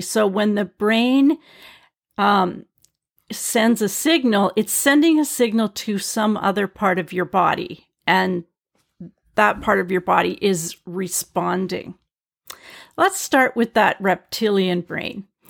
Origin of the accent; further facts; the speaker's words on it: British Columbia, Canada; I'm from British Columbia in Canada. We have grizzly bears here.